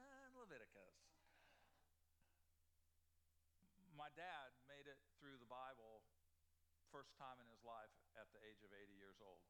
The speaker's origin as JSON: {"language": "English", "region": "Illinois", "country": "United States", "tie": "born or raised there", "said": "I grew up in Illinois"}